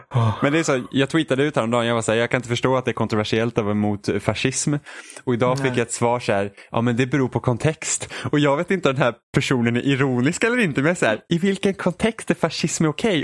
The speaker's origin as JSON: {"language": "Swedish", "country": "Sweden", "said": "jag var från Sverige"}